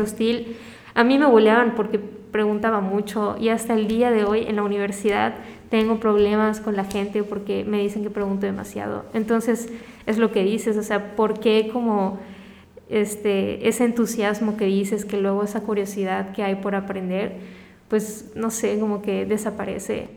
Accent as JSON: {"language": "Spanish", "town": "Mérida", "region": "Yucatán", "country": "Mexico", "tie": "born or raised there", "also_born_or_lived": "Caracas, Venezuela / Cancún, Mexico", "said": "Y luego cuando llegué a Mérida igual me buleaban y hasta que llegué a la secundaria"}